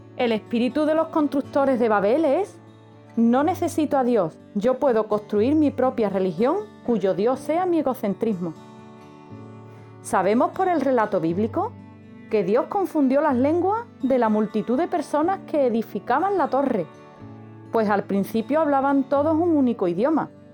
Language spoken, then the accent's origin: Spanish; Andalusia, Spain; como buena andaluza que soy, por los cuatro costados